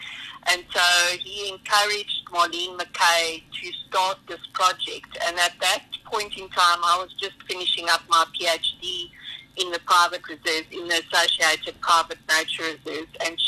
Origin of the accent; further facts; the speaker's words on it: South Africa; being a South African